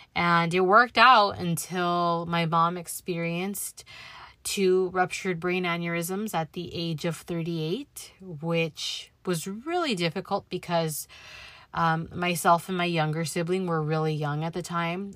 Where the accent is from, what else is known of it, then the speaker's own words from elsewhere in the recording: Los Angeles, California, United States; born and raised in the San Fernando Valley. I spent my childhood through my late teens growing up in Van Nuys, California